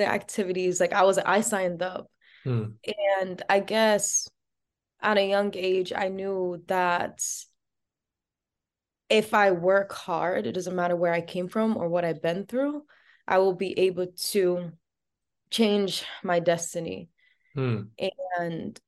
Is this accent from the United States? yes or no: yes; Providence, Rhode Island, United States; I was born and raised in Providence.